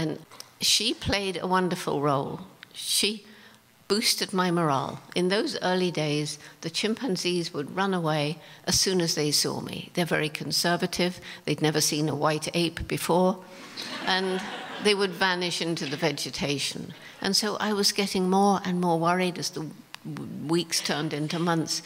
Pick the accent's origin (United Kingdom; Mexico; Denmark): United Kingdom; England; moved away as an adult; also born or lived in Tanzania; I was straight out from England